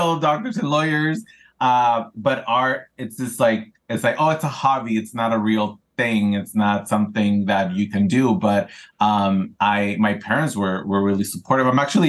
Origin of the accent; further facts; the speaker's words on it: California, United States; also born or lived in Ensenada, Mexico; I grew up here in Southern California. I was born in Ensenada, Mexico, Arribos Cachanillas. And I came here when I was still developing, you know, as a teenager, right?